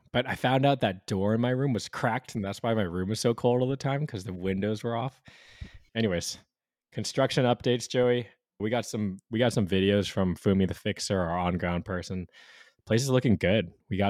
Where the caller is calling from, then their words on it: Hawaii, United States; I'm calling from Hawaii, man. It's like solid 24, 25 Celsius, 74, 75 Fahrenheit.